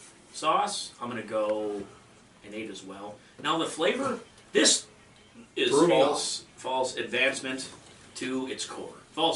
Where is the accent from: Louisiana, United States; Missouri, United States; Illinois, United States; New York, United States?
Louisiana, United States; Me being the Cajun guy, sure, it was Cajun, but I asked for Nashville Hot.